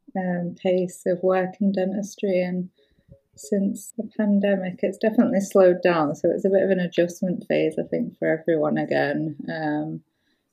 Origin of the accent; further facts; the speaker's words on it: York, Yorkshire and the Humber, United Kingdom; moved away as an adult; now in Edinburgh, United Kingdom; I'm from York, South Yorkshire